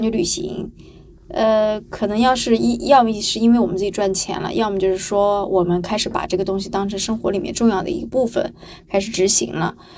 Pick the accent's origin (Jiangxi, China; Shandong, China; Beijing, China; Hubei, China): Shandong, China; Qingdao; now in Hangzhou, China; 我是青岛人嘛，旅游城市的人